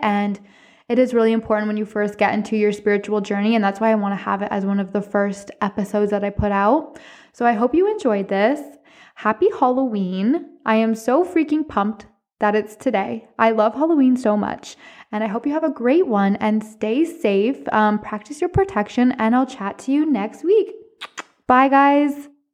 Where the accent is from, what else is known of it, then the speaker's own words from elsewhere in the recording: Cornwall, Ontario, Canada; I'm from Cornwall, Ontario